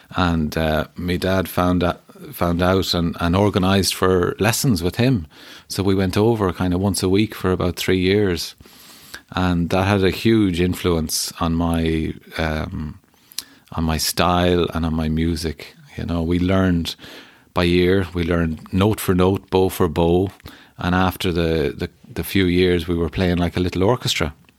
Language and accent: English; Keadue, Connacht, Ireland; I grew up in a town land called Derrynacusan